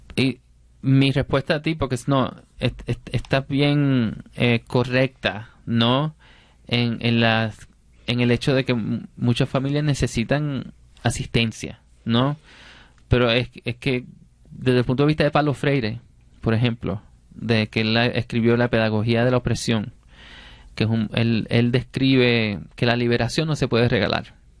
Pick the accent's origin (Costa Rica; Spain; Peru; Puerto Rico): Puerto Rico; Yo soy rapero y soy poeta puertorriqueño